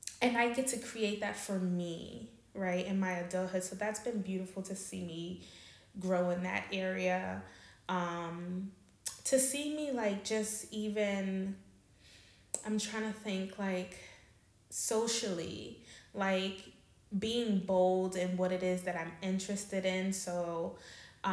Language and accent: English; New York City, New York, United States; moved away as an adult; now in Amsterdam, Netherlands; I'm from New York. I'm from Queens